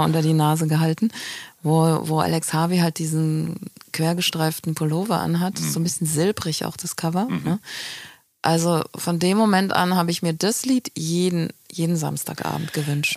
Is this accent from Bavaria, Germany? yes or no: no; Hofheim am Taunus, Hesse, Germany; moved away; also born or lived in Frankfurt am Main; auf dem Land, im Taunus. Ja. Hofheim heißt das Örtchen